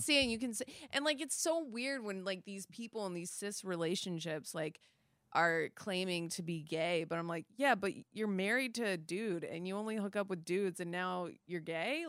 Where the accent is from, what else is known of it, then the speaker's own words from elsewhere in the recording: Midwest, United States; moved away; also born or lived in Florida; I'm originally I'm originally from Florida, but I grew up in the Midwest, but, like, all my family's from Florida